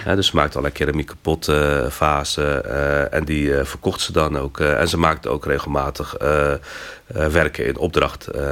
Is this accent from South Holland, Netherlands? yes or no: yes; Rotterdam, South Holland, Netherlands; moved away as an adult; also born or lived in Morocco; now in Utrecht, Netherlands; getogen in Rotterdam. Dat is toch echt wel mijn, mijn thuisstad. Daar heb ik mijn, mijn, hele kindertijd en mijn jeugd doorgebracht